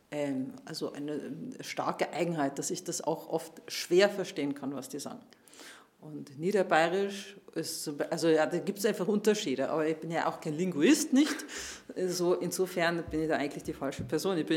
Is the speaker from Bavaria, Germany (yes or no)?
yes; Munich, Bavaria, Germany; ich komme aus München und wir Münchner, wir, wir reden eigentlich ein sehr verständliches Bayerisch.